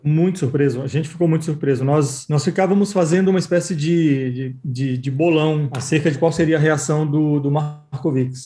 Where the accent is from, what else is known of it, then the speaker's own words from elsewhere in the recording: Mairi, Bahia, Brazil; eu sou do interior da Bahia e lá na minha cidade